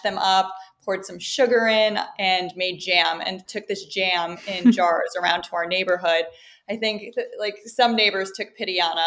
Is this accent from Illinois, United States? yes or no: yes; suburbs of Chicago, Illinois, United States; moved away; also born or lived in Miami; I grew up in the Midwest, so I had a very Midwestern upbringing in the suburbs of Chicago.